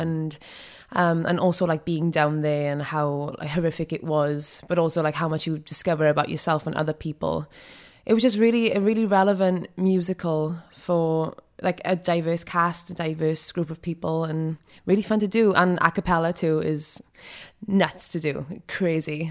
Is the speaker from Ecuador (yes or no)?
no; Rhondda Valleys, Wales, United Kingdom; accent: Welsh; moved away as an adult; also born or lived in New York; I'm from the Rhondda Valleys